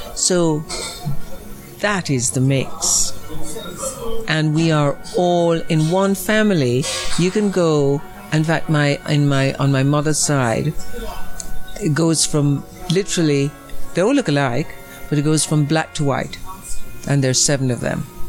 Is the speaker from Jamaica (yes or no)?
yes; Jamaica; moved away; also born or lived in Rome / Los Angeles; I come from Jamaica